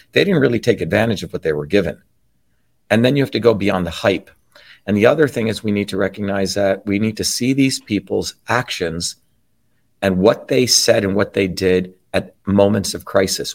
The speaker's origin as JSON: {"language": "English", "region": "New Jersey", "country": "United States", "tie": "born or raised there", "said": "where I grew up in New Jersey"}